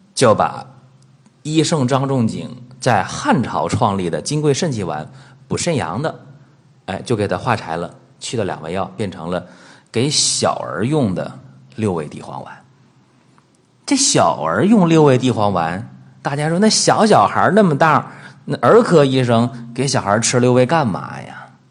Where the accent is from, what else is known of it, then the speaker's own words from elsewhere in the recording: China; 在我们中国人的这个口口相传当中